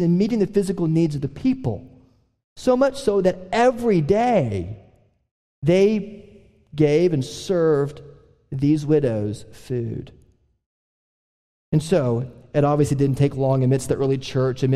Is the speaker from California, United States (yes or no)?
no; Oklahoma, United States; we're all from Oklahoma